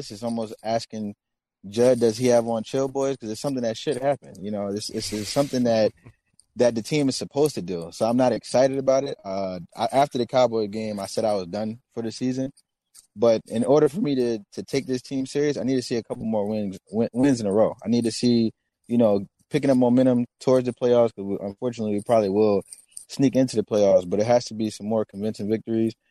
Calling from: Atlanta, Georgia, United States; also born or lived in New Jersey; Atlanta, Atlanta, Georgia, by way of uh

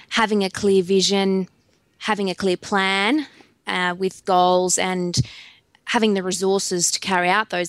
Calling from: Goondiwindi, Queensland, Australia; I'm joining you from Goondiwindi in Queensland, which is right on the border of New South Wales and Queensland on the Macintyre River.

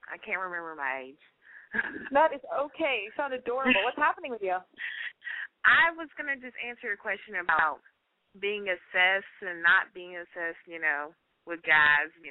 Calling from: Georgia, United States; I'm calling from Georgia. How old are you? I'm 21. Well, 22.

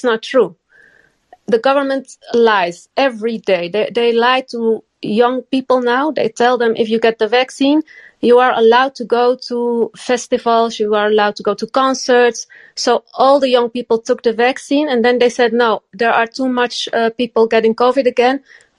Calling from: Netherlands; From the Netherlands.

